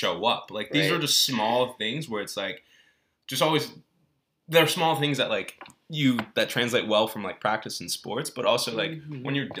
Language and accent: English; Belgium; born there; because I was born in Belgium. Mm-hmm. And being born in Belgium, being like an American expat, like I went to an international school